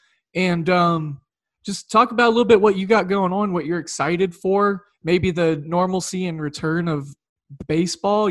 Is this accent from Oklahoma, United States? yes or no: yes; Oklahoma, United States; growing up in Oklahoma